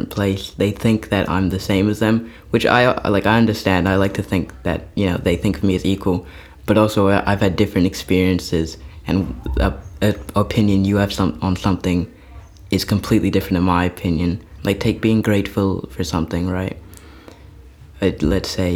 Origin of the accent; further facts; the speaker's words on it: New Zealand; also born or lived in Wanaka, New Zealand; I'm from New Zealand and I'm a Kiwi boy